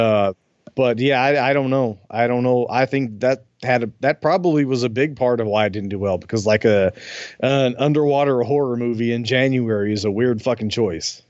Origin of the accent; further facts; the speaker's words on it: the South, United States; I'm from the South